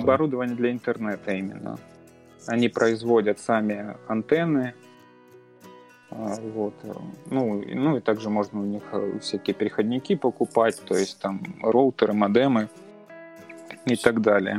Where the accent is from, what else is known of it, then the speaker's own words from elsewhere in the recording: Belgorod Oblast, Russia; moved away as an adult; now in Kursk, Russia; я родом из Белгородской области